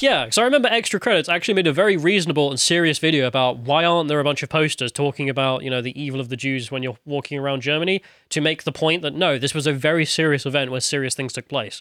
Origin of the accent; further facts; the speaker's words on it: United Kingdom; as a British person